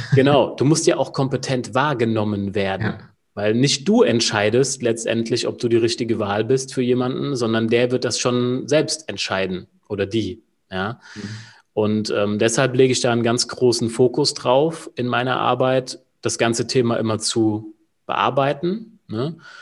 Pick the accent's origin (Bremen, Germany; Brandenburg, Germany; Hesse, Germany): Hesse, Germany; Wiesbaden; Ich bin aus Wiesbaden, also gar nicht mal so weit weg von dir, Julian